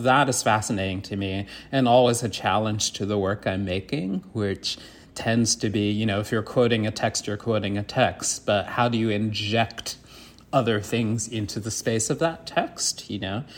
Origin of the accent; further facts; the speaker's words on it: New York City, New York, United States; I grew up in the South Bronx